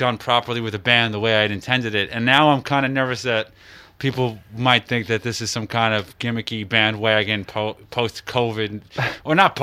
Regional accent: United States; I'm an American

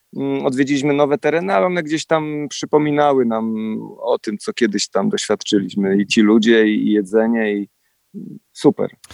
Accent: Poland; my jesteśmy tutaj z Polski

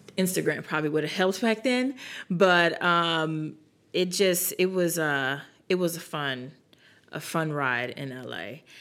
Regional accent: New York, United States; moved away as an adult; now in South Carolina, United States; we're from New York

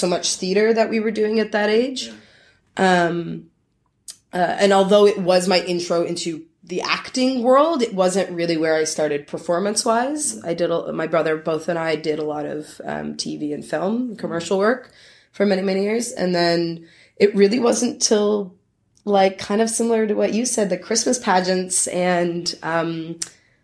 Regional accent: St. Catharines, Ontario, Canada; that's where I grew up in Niagara.

